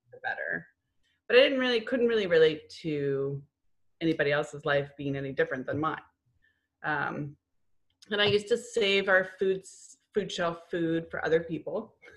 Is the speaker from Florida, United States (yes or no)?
yes; Florida, United States; moved away as an adult; also born or lived in New England; I grew up in Florida, moved to New England, moved back